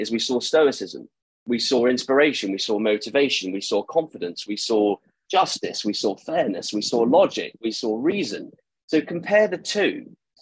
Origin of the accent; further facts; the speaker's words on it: Eastbourne, South East England, United Kingdom; I'm from Eastbourne